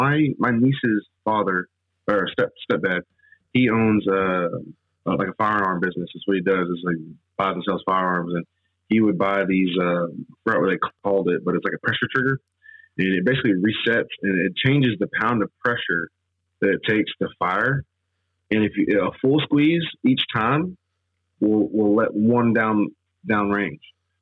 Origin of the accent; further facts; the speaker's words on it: Houston, Texas, United States; I am from Houston, Texas.